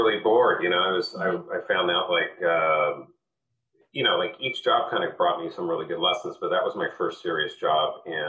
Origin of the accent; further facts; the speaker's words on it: Newport Beach, California, United States; born there; also born or lived in New York City; So I was born in Newport Beach, California, and early on my parents got divorced and my mother moved to New York City. So I bounced back and forth between West Coast and East Coast, mm-hmm. kind of two different worlds.